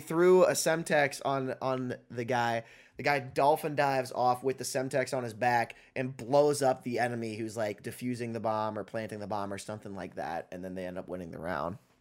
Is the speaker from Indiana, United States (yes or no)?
yes; Indiana, United States; moved away; my hometown in Indiana, living just north of Indianapolis